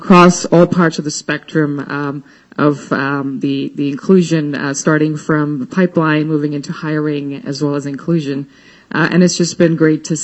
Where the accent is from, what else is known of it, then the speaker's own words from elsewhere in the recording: New Delhi, Delhi, India; moved away; I grew up in India, in New Delhi, the norm there for women was to be homemakers